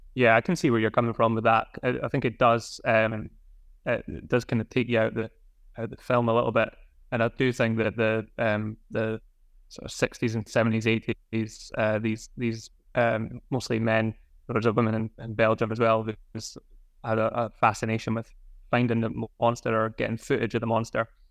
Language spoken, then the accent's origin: English; Scotland, United Kingdom; Scottish, growing up in Scotland